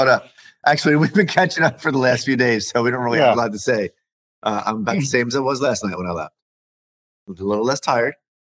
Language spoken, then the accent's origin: English; California, United States; I'm from California.